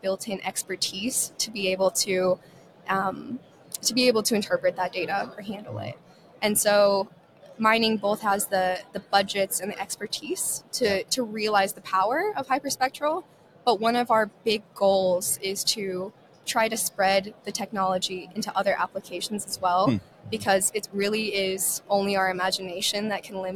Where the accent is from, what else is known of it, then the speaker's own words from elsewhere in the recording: Reno, Nevada, United States; also born or lived in Ireland; I'm originally from Reno, Nevada